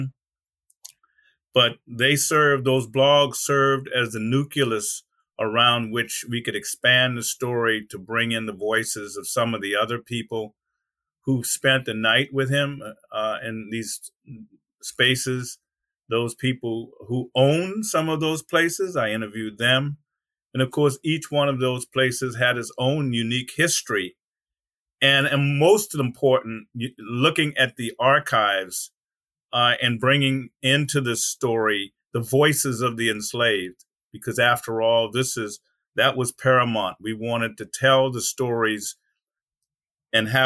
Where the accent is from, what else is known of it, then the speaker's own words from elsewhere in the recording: Charleston, South Carolina, United States; I grew up in Mother Emanuel as a kid in Charleston